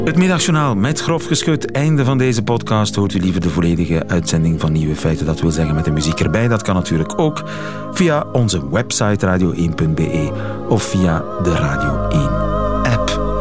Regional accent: East and West Flanders, Belgium

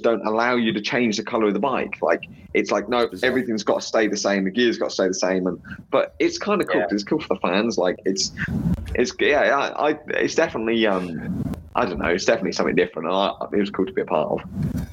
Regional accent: England, United Kingdom; as an English person

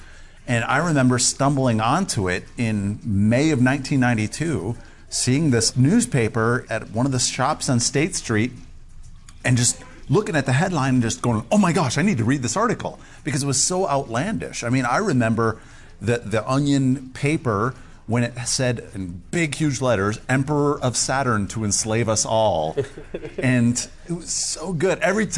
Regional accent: Wisconsin, United States; moved away as an adult; also born or lived in Madison; now in Colorado, United States; my hometown where I grew up

